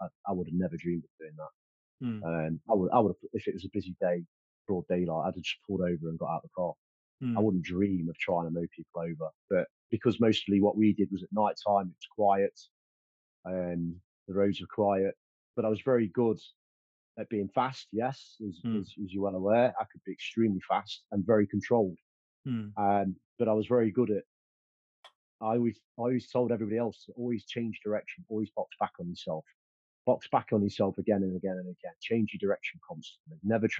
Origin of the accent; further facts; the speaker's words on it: Stapleford, East Midlands, United Kingdom; born there; Yes, it is. I was born in Stapleford. Most of the offending was around the Beeston and Stapleford in Nottingham area.